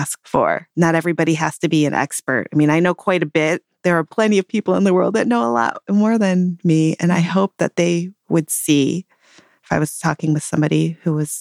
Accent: Detroit, Michigan, United States; I grew up in the Detroit area

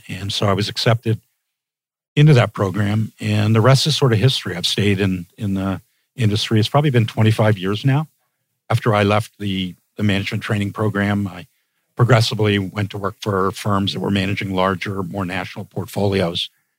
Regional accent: United States; also born or lived in England; Yeah, well, I should say that although I grew up and lived most of my life in the U.S., I am Canadian. I've been Canadian since birth.

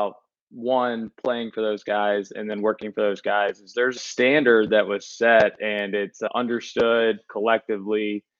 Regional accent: Southaven, Mississippi, United States; South Haven, Mississippi. It's just outside of Memphis.

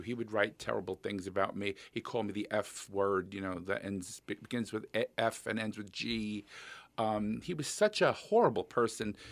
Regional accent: New York, United States; now in Minnesota, United States; I grew up in New York, and I went to Catholic high school

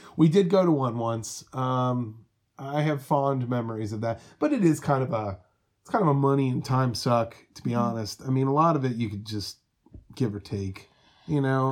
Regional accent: Cincinnati, Ohio, United States; my family is from Kentucky and I grew up in Cincinnati

